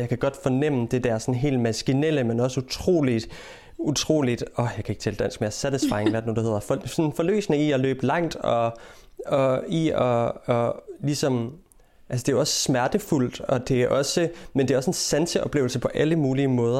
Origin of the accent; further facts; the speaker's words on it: Denmark; now in England, United Kingdom; hjemme i Danmark